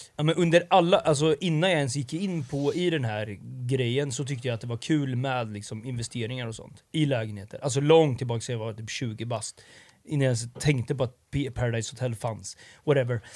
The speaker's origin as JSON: {"language": "Swedish", "town": "Linköping", "region": "Östergötland", "country": "Sweden", "also_born_or_lived": "Stockholm", "moved": "as an adult", "lives_now": "Linköping, Sweden", "said": "jag satt hemma i Linköping"}